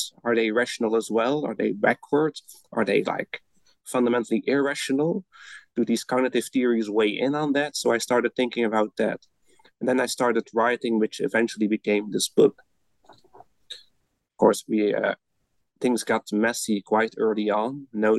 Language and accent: English; Belgium; moved away as an adult; now in Netherlands; I'm originally from Belgium, where I studied first, and then I moved to the Netherlands to get my PhD.